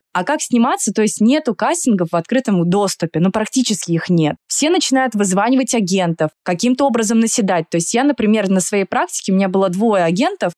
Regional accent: Saint Petersburg, Russia; moved away as an adult; now in Moscow, Russia; Я выросла в Петербурге, я петербурженка в третьем поколении, но я 10 лет живу в Москве

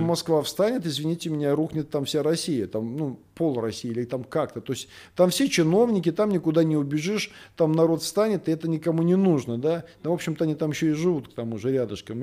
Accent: Belarus; now in Russia; я сам белорус.

